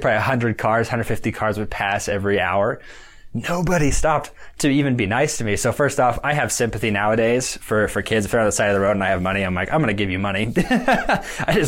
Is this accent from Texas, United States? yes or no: no; Idaho, United States; we're from Idaho. We lived in a community of about 60,000 people.